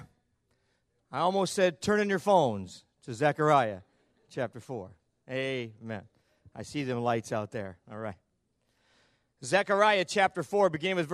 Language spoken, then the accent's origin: English; the North, United States; now in Bowling Green, United States; I'm from the North. We're both Yankees